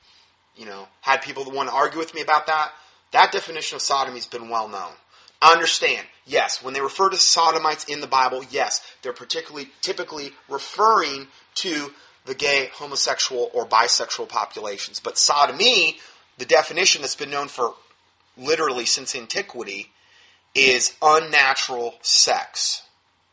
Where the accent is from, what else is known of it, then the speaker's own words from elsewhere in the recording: United States; we're American Christians